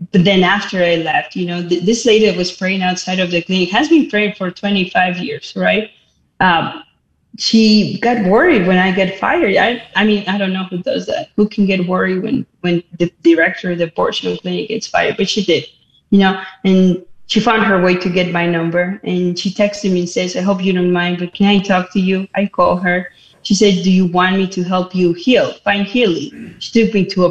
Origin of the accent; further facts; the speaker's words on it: Mexico City, Mexico; moved away as an adult; now in United States; I was born and raised Catholic in Mexico City